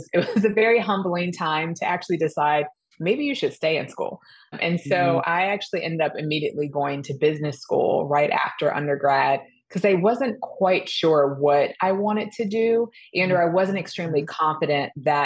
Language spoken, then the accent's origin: English; Georgia, United States; moved away as an adult; also born or lived in Florida / North Carolina; I grew up in Georgia